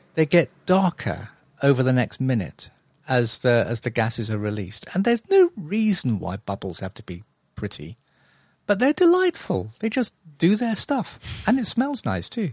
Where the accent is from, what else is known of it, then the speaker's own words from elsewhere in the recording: London, United Kingdom; also born or lived in Epsom / Muswell Hill, London; I was originally from South London, um, Epsom Way. So I was almost literally born in a stable.